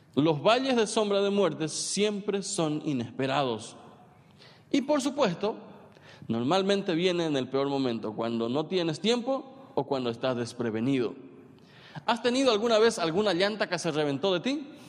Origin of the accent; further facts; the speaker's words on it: San Pedro Department, Paraguay; yo soy de San Pedro